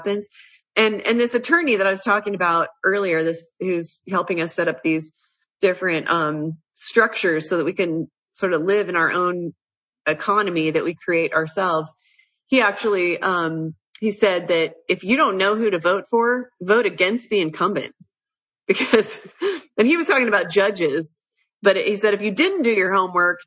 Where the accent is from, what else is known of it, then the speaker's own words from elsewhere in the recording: Washington, District of Columbia, United States; also born or lived in Lindon, Utah; now in Utah, United States; I grew up in Washington, D.C., and my dad was a defense intelligence officer in the Pentagon